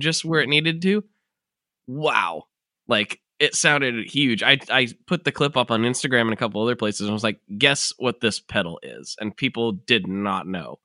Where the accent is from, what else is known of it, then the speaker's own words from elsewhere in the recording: United States; my civic duty as an American